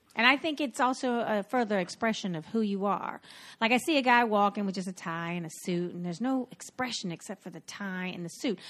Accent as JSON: {"language": "English", "region": "North Carolina", "country": "United States", "moved": "yes", "lives_now": "New York, United States", "said": "I'm from North Carolina"}